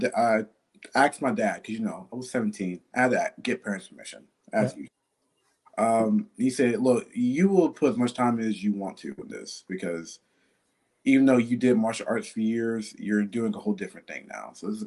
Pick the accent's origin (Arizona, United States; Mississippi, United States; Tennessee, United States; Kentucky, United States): Mississippi, United States; now in Pittsburgh, United States; I'm from Mississippi. I moved to PA like in 2013.